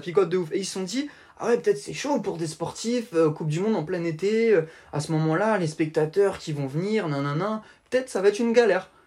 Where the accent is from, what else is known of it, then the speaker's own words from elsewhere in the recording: Italy; je suis italien